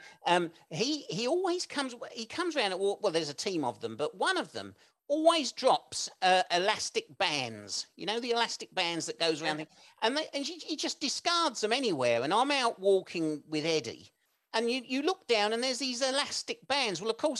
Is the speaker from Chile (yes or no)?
no; England, United Kingdom; accent: English; my English accent